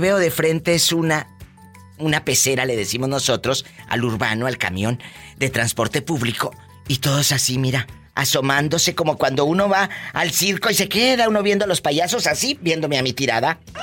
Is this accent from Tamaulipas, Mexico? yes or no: yes; Matamoros, Tamaulipas, Mexico; moved away; allá en mi tierra, en Matamoros